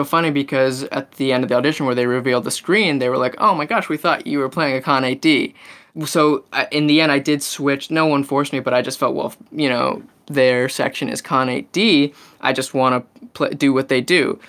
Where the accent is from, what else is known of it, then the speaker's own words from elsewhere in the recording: Maryland, United States; I'm from Maryland